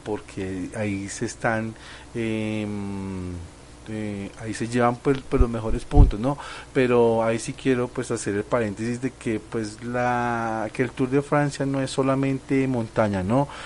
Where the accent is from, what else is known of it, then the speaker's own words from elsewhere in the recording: Colombia; aquí como los colombianos